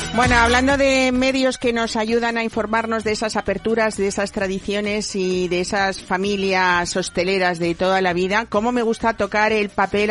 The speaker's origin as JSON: {"language": "Spanish", "region": "Community of Madrid", "country": "Spain", "said": "somos los madrileños"}